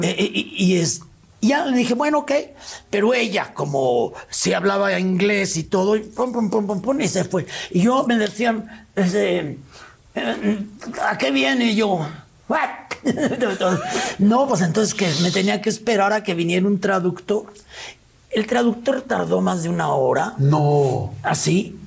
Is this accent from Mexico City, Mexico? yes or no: no; León, Guanajuato, Mexico; yo de León